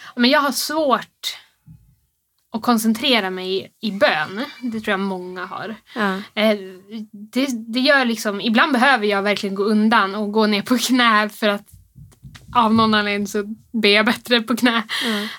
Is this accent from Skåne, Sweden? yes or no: no; Rusksele, Västerbotten County, Sweden; now in Örnsköldsvik, Sweden; vi bor här i Övik men jag kommer egentligen från Rusksele i, i Västerbotten. Så jag är inte härifrån.